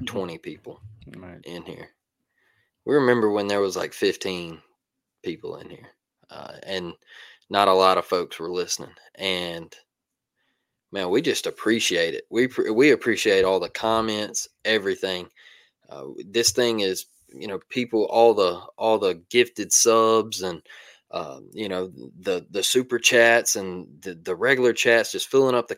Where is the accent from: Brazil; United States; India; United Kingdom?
United States; Semmes, Alabama; I grew up in Sims, Alabama